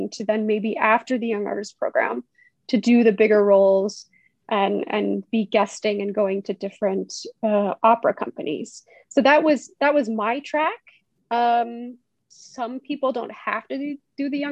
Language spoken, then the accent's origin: English; Conway, Arkansas, United States; moved away as an adult; now in Germany; So I did most of my growing up in Conway, you know, middle school, junior high school, and then of course, college at UCA.